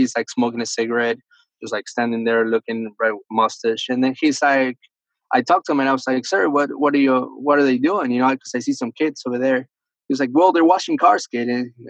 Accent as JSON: {"language": "English", "town": "Miami", "region": "Florida", "country": "United States", "tie": "born or raised there", "also_born_or_lived": "Argentina", "second_language": "English", "said": "I feel like I'm 18, man. It's been great. I was born in Argentina. I was raised in Miami, Florida."}